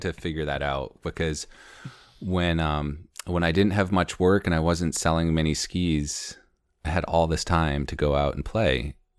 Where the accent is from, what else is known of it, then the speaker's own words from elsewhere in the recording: Conway, New Hampshire, United States; also born or lived in Maine / San Diego / Baja / Madison, New Hampshire; now in Jackson, United States; I grew up in Conway